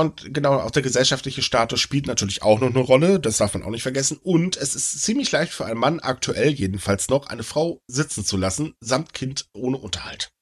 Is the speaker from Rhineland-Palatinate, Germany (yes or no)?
no; Elbe-Jeetzel area, Lower Saxony, Germany; die Elbe Jezel Zeitung aus meiner Heimat